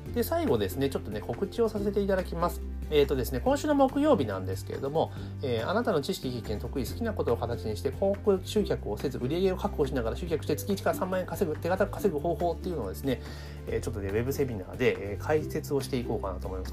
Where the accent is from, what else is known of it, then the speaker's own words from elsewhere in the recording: Kanagawa, Japan; 私は神奈川県出身だから